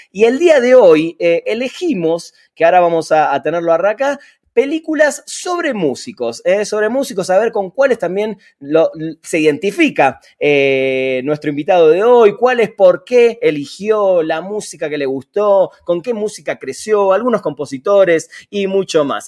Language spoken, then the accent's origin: Spanish; Argentina; yo soy de Argentina